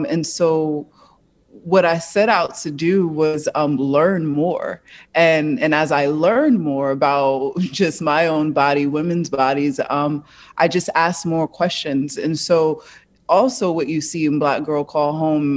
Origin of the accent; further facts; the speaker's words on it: Newark, New Jersey, United States; I come from Newark, New Jersey.